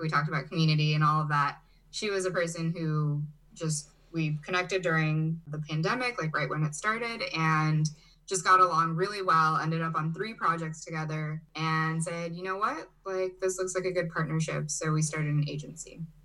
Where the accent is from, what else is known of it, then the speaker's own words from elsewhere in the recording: Chicago, Illinois, United States; also born or lived in Brazil / Germany; now in Charlottesville, United States; I was born in Brazil and I grew up in Chicago, Illinois. Um, but I kind of went back and forth throughout my childhood